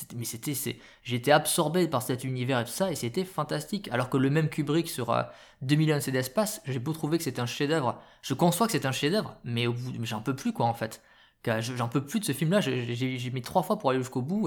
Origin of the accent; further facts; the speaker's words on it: France; chez nous en France